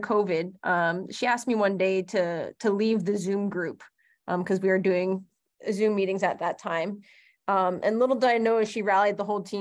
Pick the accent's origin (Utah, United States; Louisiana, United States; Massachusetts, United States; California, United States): California, United States; San Francisco; also born or lived in Bakersfield; I grew up in San Francisco, which is an oddity for most people to grow up